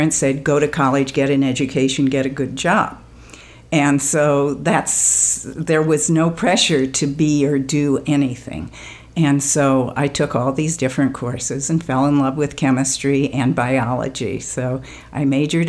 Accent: California, United States; I live in California. I grew up in California, went to UCLA

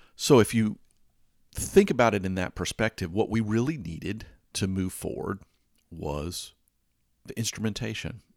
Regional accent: Atlanta, Georgia, United States; I grew up in Atlanta, Georgia

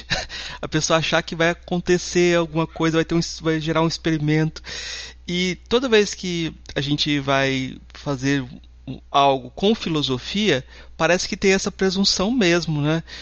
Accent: Goiás, Brazil; Eu que sou de Goiás. Lá a gente fala assim se entende.

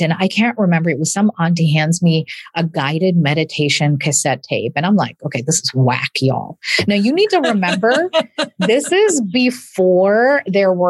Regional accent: a small town in Illinois, United States; English is a second language; I am a daughter of immigrants and English is my second language. And I'm a proud product of the public school system in a small town in Illinois

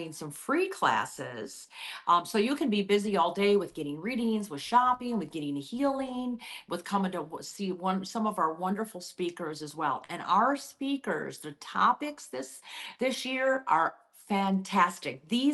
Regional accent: New Orleans, Louisiana, United States; I'm from New Orleans

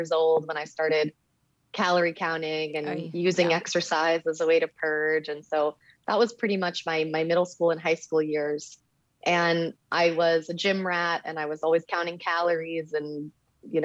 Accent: Miami, Florida, United States; moved away; I'm from Miami

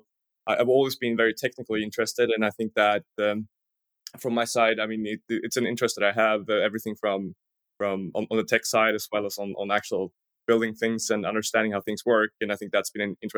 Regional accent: outside Stockholm, Stockholm County, Sweden; also born or lived in Linköping / San Diego; I was born outside Stockholm, as you mentioned, and went through a normal public school

